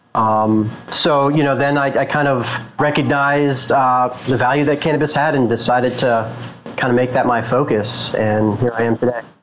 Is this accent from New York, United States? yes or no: no; Boulder, Colorado, United States; I'm from Boulder, Colorado, so I definitely had uh, my my use of cannabis when I was younger in high school